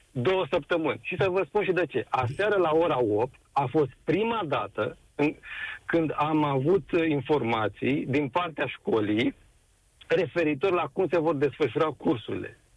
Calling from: Bucharest, Romania; Ah, sunt din București.

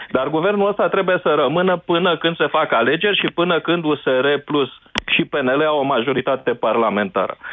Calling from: Netherlands; Sunt din Olanda.

